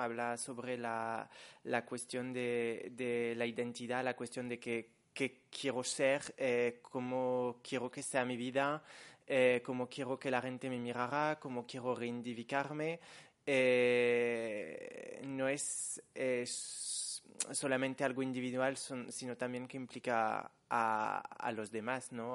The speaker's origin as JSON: {"language": "Spanish", "country": "France", "said": "soy una chica francesa de 23 años"}